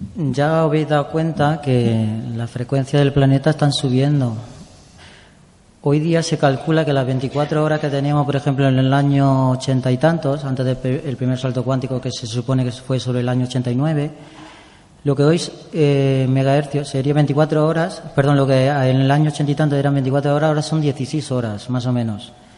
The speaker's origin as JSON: {"language": "Spanish", "town": "Andújar", "region": "Andalusia", "country": "Spain", "tie": "born or raised there", "also_born_or_lived": "Valencia / Barcelona", "moved": "as an adult", "lives_now": "Madrid, Spain", "said": "primero en mi pueblo, en Andújar"}